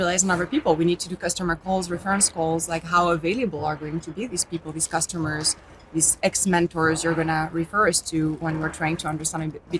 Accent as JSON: {"language": "English", "town": "Lille", "region": "Hauts-de-France", "country": "France", "tie": "born or raised there", "also_born_or_lived": "Silicon Valley, United States", "second_language": "English", "moved": "as an adult", "lives_now": "United States", "said": "As Ryan mentioned, I joined Storm Ventures 5 years ago. I have an accent. You probably heard it. I was born in France, grew up in France, got my in a small town in the north of France called Lille."}